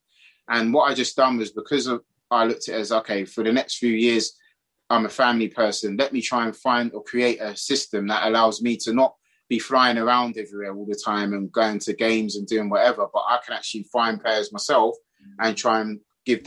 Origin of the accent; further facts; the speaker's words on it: Ghana; now in London, United Kingdom; I'm from Ghana originally